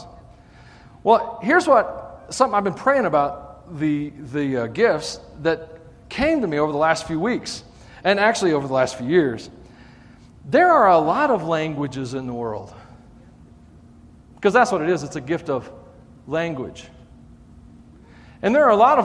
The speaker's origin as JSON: {"language": "English", "region": "Tennessee", "country": "United States", "tie": "born or raised there", "said": "I grew up in Tennessee near the Mississippi River"}